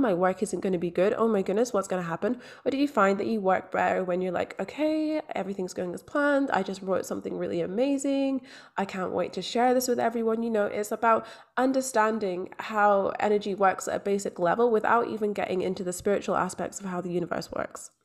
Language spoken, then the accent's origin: English; Scotland, United Kingdom; also born or lived in London; now in Australia; I grew up in Scotland. I was born in London. I'm now living in Australia.